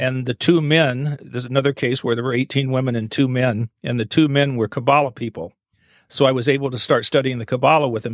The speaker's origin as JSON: {"language": "English", "region": "Eastern Kentucky", "country": "United States", "tie": "born or raised there", "also_born_or_lived": "Asheville, North Carolina", "moved": "yes", "lives_now": "Maine, United States", "said": "I grew up in Eastern Kentucky"}